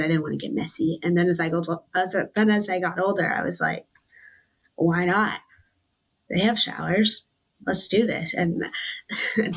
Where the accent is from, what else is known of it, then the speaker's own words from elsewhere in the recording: East Wenatchee, Washington, United States; I'm from East Wenatchee